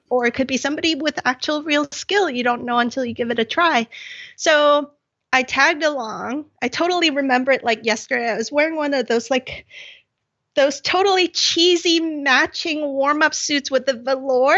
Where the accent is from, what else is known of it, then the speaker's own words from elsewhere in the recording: Hong Kong; growing up in Hong Kong